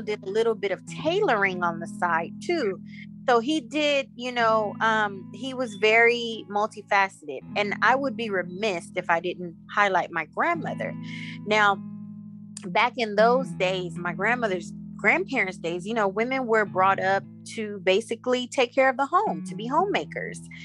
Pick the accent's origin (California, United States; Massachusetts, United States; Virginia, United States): California, United States; Inglewood; also born or lived in Savanna-la-Mar, Jamaica / Florida; I've been a California Inglewood slash LA baby, and so California is pretty much um, all I know.